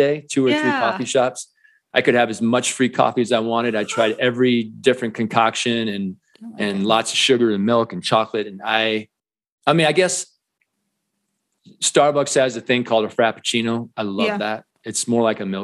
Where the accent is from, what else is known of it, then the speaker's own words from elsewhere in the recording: Iowa, United States; moved away as an adult; now in Colorado, United States; I grew up in the Midwest in Iowa, and I always kind of knew I'd end up in Colorado, which I did. I've been here 20 plus years